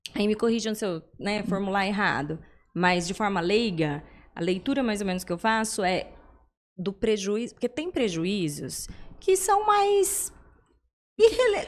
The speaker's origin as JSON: {"language": "Portuguese", "town": "São José do Rio Preto", "region": "São Paulo", "country": "Brazil", "said": "eu sou de São José do Rio Preto, nós estamos lá"}